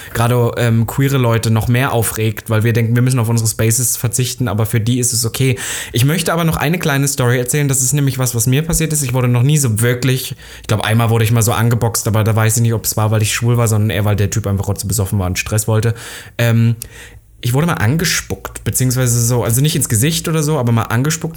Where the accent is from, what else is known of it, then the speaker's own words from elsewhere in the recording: Halle, Saxony-Anhalt, Germany; moved away; in meiner Heimatstadt noch in Halle